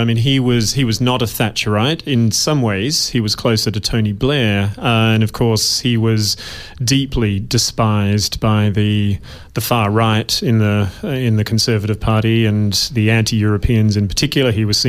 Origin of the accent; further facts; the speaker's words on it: Western Australia, Australia; accent: somewhat British; moved away as an adult; also born or lived in United Kingdom; No, I'm Australian, born and bred, deep in my genes.